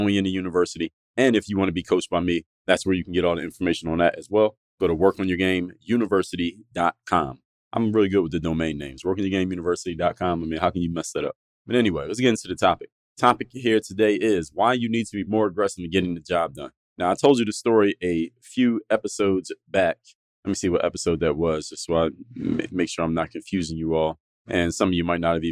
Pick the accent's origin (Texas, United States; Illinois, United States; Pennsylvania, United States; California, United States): Pennsylvania, United States; Philadelphia; now in South Florida, United States; I'm from Philadelphia, in the northeastern part of the United States